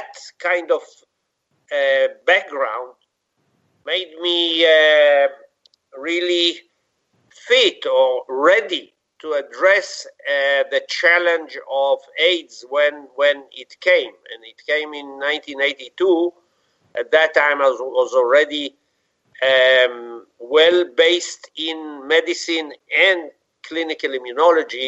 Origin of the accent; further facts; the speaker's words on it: Israel; I was born in Israel, grew up there, had my basic school, high school, university, medical school in Israel.